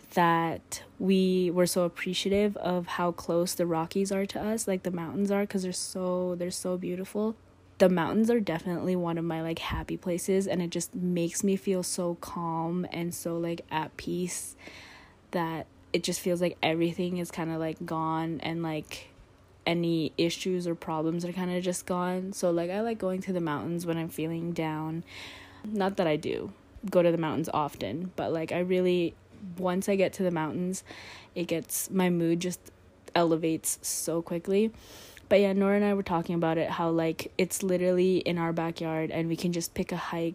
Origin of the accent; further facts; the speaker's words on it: Philippines; moved away; also born or lived in Canada; But I grew up in the Philippines, so I've been to the Philippines, and then obviously in Canada and the States.